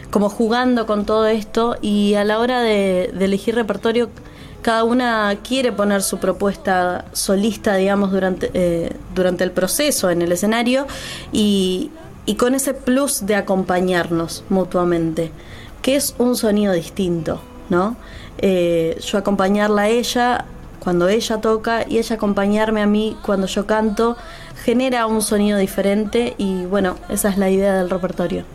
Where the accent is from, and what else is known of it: La Plata, Buenos Aires Province, Argentina; born or raised there